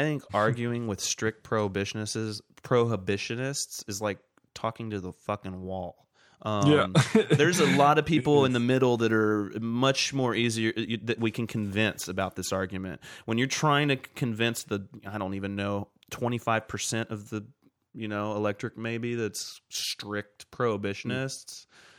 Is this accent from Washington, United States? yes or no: yes; Walla Walla, Washington, United States; Walla Walla Washington.